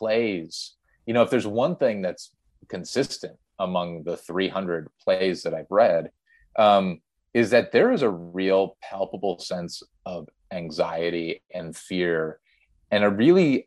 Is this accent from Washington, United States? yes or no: no; Milwaukee, Wisconsin, United States; we grew up in Milwaukee, Wisconsin